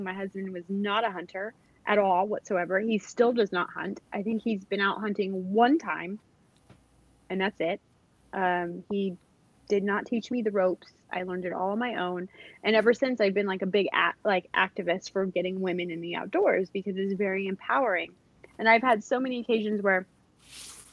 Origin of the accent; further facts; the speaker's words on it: Riverside, California, United States; moved away as an adult; now in Georgia, United States; I grew up in Riverside, California